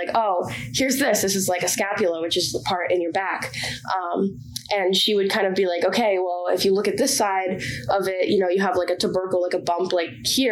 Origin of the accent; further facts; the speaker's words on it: Bedford, Massachusetts, United States; I'm from Bedford, Massachusetts, which is about 45 minutes northwest of here.